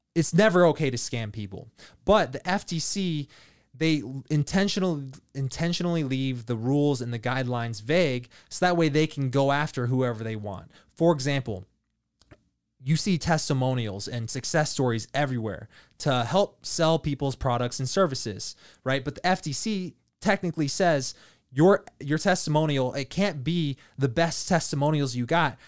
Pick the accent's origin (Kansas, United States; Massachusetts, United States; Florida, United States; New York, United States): Kansas, United States; Leavenworth; I grew up in Leavenworth, Kansas, military town.